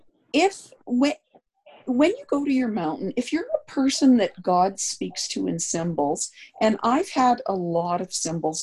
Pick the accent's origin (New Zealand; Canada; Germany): Canada; I'm Canadian